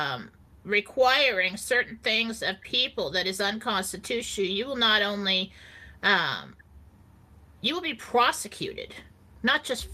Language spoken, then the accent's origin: English; California, United States; I grew up in California. We have earthquakes all the time